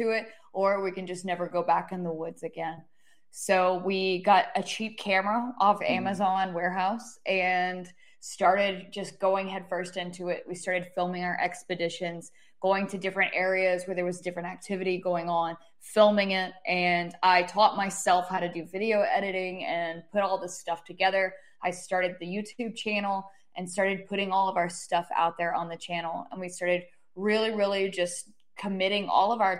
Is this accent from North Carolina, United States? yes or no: yes; Haywood County, Western North Carolina, United States; moved away as an adult; also born or lived in New Orleans, Louisiana; now in Southern Appalachian region, United States; I'm originally from Western North Carolina, in Haywood County